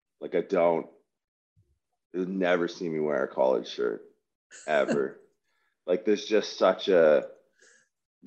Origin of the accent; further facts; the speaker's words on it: Windsor, Ontario, Canada; I grew up in Windsor, Ontario